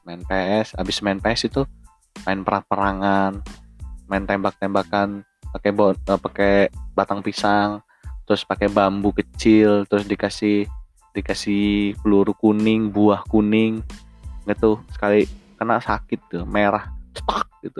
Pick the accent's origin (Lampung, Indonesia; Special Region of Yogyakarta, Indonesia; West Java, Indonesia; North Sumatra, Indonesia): Lampung, Indonesia; Bandar Lampung; Gua lahir dari kecil di Bandar Lampung